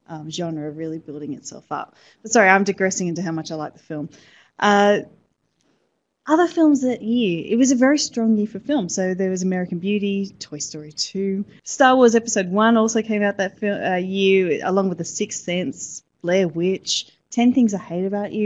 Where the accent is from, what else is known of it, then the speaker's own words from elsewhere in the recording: Sydney, New South Wales, Australia; I'm actually from Sydney